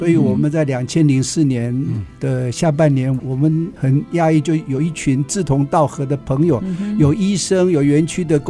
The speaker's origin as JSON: {"language": "Chinese", "town": "Hsinchu", "region": "Hsinchu City", "country": "Taiwan", "tie": "born or raised there", "said": "我其实是在新竹土生土长。"}